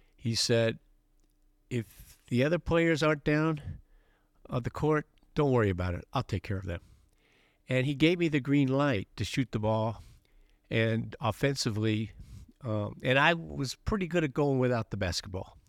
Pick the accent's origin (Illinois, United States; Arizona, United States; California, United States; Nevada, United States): California, United States; Los Angeles; I was growing up in Los Angeles